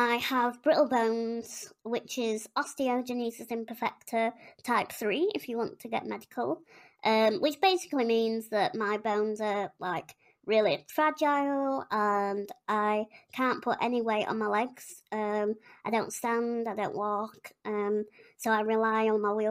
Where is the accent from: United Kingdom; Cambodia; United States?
United Kingdom; Yorkshire and the Humber; I'm from West Yorkshire. Don't know if you can tell by my accent